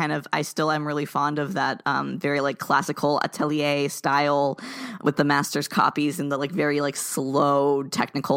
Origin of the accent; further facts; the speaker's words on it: South Florida, United States; I grew up in South Florida